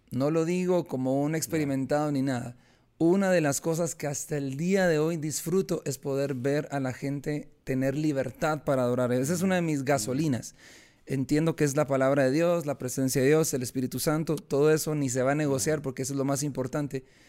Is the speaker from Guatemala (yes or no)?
yes; Guatemala; yo soy guatemalteco